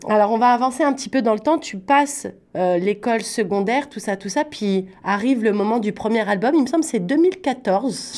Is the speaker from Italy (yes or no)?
no; France; now in Canada; Moi, je viens de France